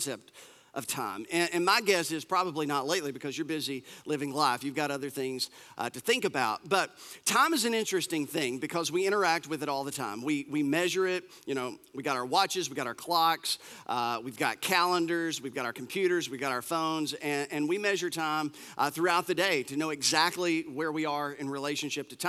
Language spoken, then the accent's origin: English; United States; us Americans